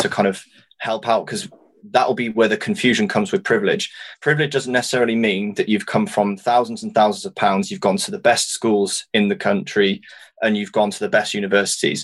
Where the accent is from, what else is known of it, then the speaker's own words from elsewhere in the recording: Wales, United Kingdom; I'm Welsh